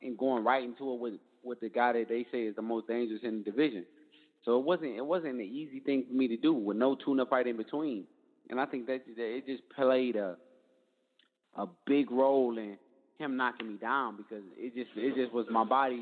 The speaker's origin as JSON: {"language": "English", "town": "Detroit", "region": "Michigan", "country": "United States", "said": "I'm from Detroit"}